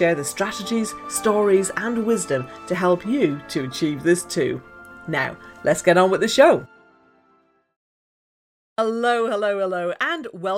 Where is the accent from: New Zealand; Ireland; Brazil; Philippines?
Ireland; I'm Irish